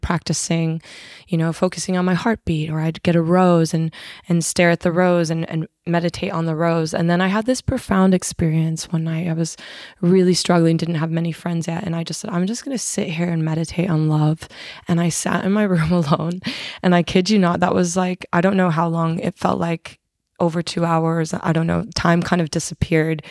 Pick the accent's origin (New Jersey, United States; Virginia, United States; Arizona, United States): Arizona, United States; now in Sydney, Australia; I'm originally from Arizona, U S A.